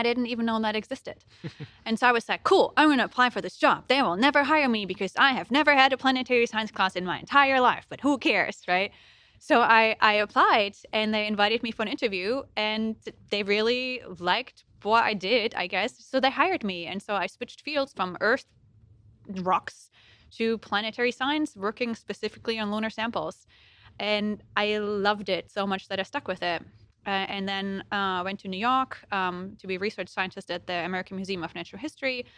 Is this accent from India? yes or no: no; Germany; accent: German; English is a second language; moved away as an adult; you might hear a little accent when I talk, and that's because I'm German, and I was born in Germany, and I went to school there